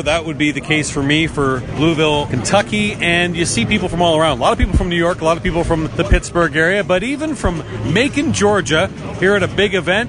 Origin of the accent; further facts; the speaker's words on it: Canada; I'm Canadian too